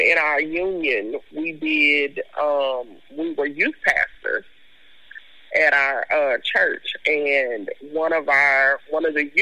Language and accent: English; Fort Worth, Texas, United States; moved away as an adult; also born or lived in DeSoto, Texas; now in Memphis, United States; I am from all over Fort Worth. And the reason I say I'm from all over Fort Worth is because my mother is from the south side of Fort Worth. And so we were raised there